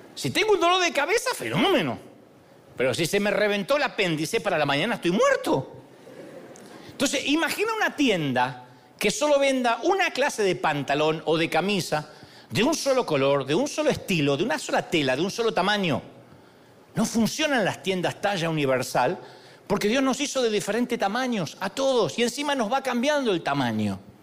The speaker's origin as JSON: {"language": "Spanish", "country": "Argentina", "said": "soy argentino"}